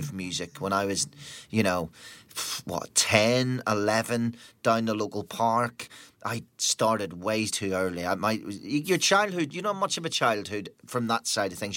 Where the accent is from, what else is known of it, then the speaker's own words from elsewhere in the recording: Northern Ireland, United Kingdom; growing up in Northern Ireland during what was a time when bands wouldn't play Northern Ireland